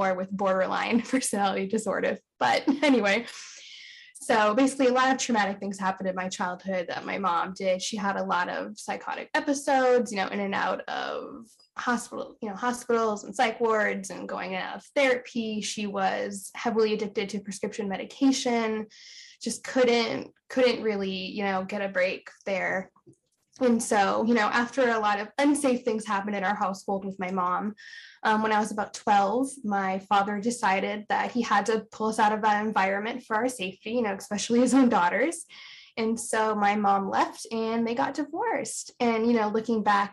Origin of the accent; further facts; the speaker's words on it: Pennsylvania, United States; also born or lived in California; I was born in California, and he got a really great job working for a wheelchair manufacturing company in Pennsylvania. So he moved us across country when I was around the age of 3